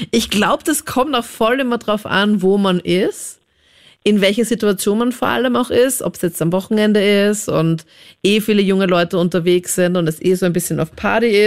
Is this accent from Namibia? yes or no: no; Linz, Upper Austria, Austria; now in Vienna, Austria; ich komme ja auch aus Linzen, man hört so leider nicht mehr, meine ganzen Freunde sind immer schon so, nee, man, du redest so wienerisch